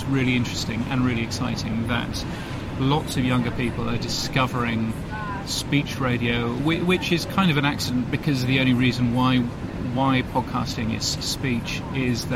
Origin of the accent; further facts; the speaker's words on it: United Kingdom; also born or lived in London; now in Australia; I'm a Brit